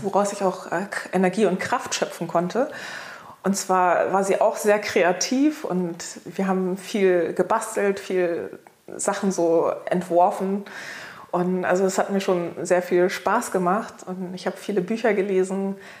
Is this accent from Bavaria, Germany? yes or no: no; Hamburg, Germany; ich bin in Hamburg geboren